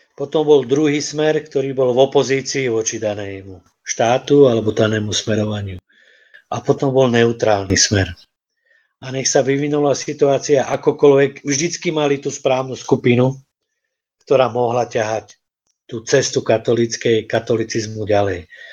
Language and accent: Slovak; Banská Bystrica, Banská Bystrica Region, Slovakia; Ja som z Banskej Bystrice